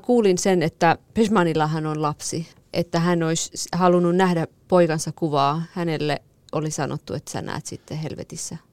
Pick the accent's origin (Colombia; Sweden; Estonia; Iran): Iran; Marivan, Kurdistan; moved away; mun kotikaupungissa oli nyt eh, Merivanissa